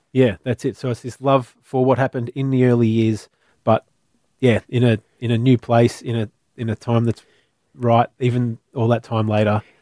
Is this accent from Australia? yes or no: yes; Melbourne, Victoria, Australia; I was from Melbourne.